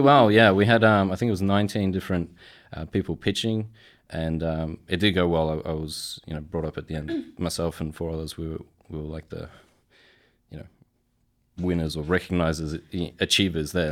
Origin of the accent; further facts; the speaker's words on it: Australia; I'm Polish in background and I was born and raised in Australia.